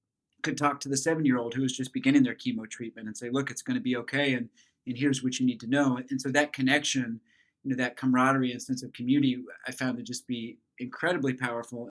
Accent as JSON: {"language": "English", "region": "Flint Hills of Kansas", "country": "United States", "tie": "born or raised there", "said": "I grew up in the Flint Hills of Kansas"}